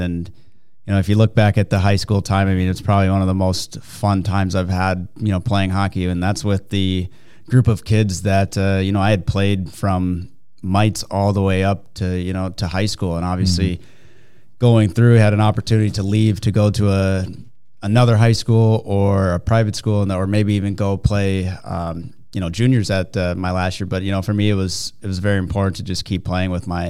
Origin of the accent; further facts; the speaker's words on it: Minnesota, United States; growing up in Minnesota